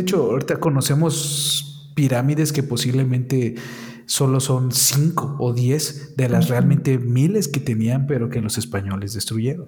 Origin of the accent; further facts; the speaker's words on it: Mexico; nuestros antepasados como mexicanos